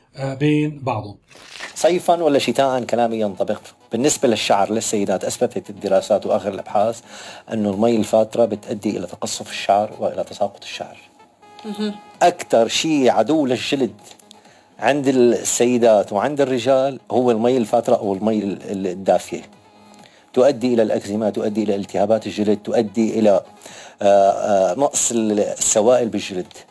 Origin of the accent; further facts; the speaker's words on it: Syria; كلنا كسوريين